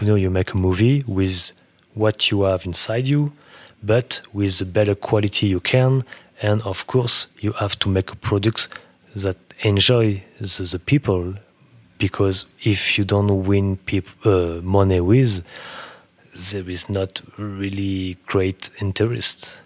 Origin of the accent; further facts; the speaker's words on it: Burgundy, Bourgogne-Franche-Comté, France; English is a second language; moved away as an adult; also born or lived in New York; now in Paris, France; I come from Burgundy